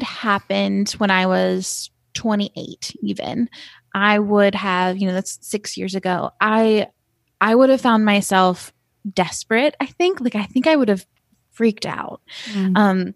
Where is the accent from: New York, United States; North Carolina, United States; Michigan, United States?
North Carolina, United States; Asheville; I'm from Asheville, North Carolina, and I live here. I live in Asheville now